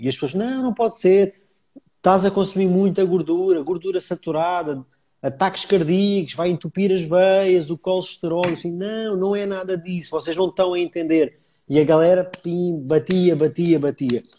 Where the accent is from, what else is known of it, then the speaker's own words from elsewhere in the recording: Almada, Lisbon, Portugal; also born or lived in Paris; Eu sou da Almada, portanto fica sensivelmente a 10 km de Lisboa